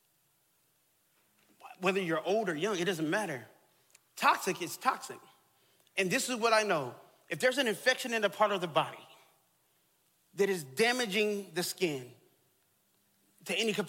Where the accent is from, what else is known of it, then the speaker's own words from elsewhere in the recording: Texas, United States; I grew up in Texas